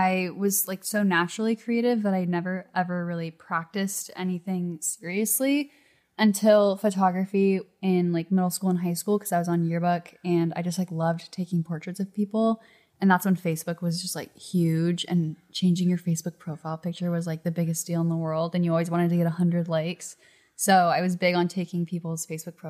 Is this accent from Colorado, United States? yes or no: no; La Cañada Flintridge, California, United States; I grew up in a little town called La Cañada, which is northeast LA, right outside